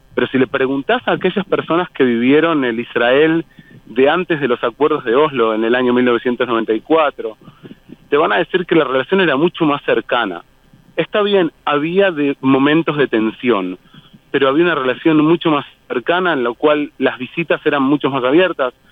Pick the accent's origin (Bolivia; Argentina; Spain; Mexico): Argentina; moved away; soy argentino